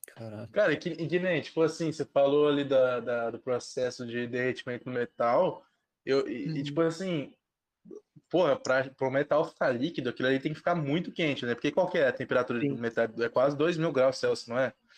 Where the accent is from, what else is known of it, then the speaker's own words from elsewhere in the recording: Ribeirão Preto, São Paulo, Brazil; eu sou de Ribeirão